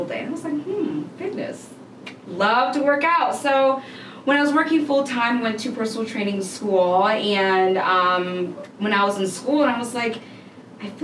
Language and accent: English; Atlanta, Georgia, United States; I grew up mainly here in Atlanta.